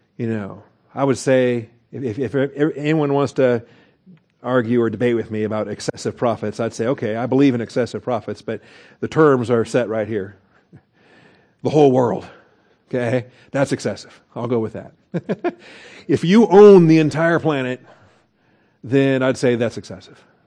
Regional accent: Seattle, Washington, United States; growing up in Seattle, Washington

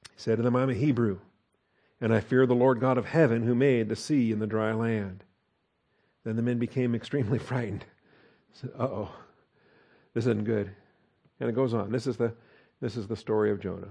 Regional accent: Seattle, Washington, United States; I was born and raised in Seattle, Washington

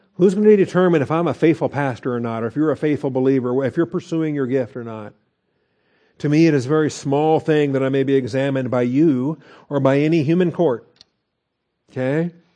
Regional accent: Seattle, Washington, United States; moved away; I grew up in Seattle, Washington

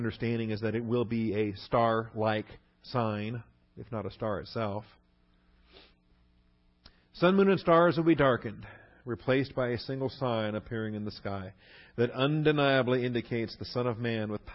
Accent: West Coast, United States; moved away; I grew up on the West Coast

